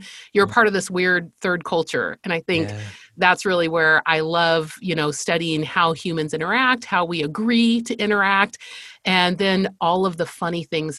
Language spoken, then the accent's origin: English; Spain; I grew up in Spain. I am the fifth of five girls, and I'm from a missionary family.